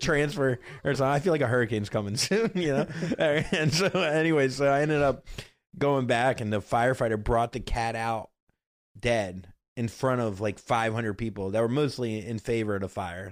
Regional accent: Florida, United States; moved away as an adult; now in New York, United States; I'm from Florida, born and raised, if you can't tell.

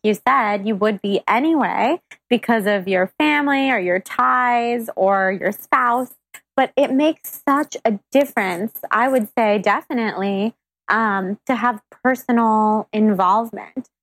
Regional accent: Sacramento, California, United States; moved away; I'm from Sacramento and I go back all the time

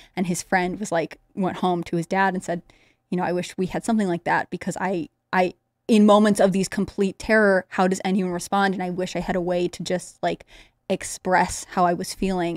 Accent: Connecticut, United States; I grew up in Connecticut

